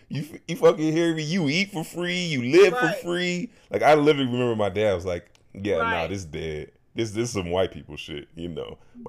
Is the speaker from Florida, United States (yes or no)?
no; New York City, New York, United States; I am from Southside Jamaica, Queens.